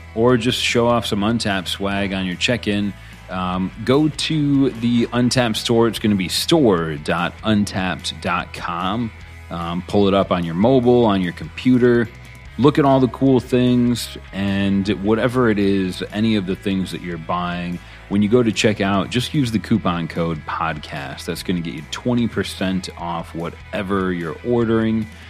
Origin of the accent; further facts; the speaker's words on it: United States; as an American